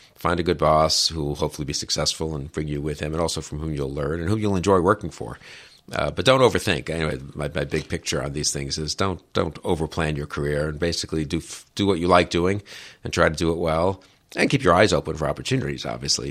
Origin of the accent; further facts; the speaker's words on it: New York City, New York, United States; I grew up in New York